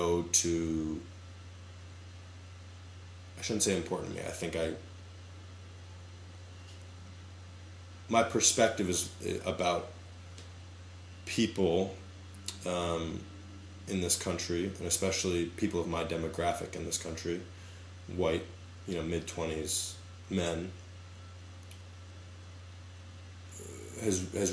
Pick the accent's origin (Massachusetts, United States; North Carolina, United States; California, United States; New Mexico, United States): Massachusetts, United States; Boston; growing up in the Boston area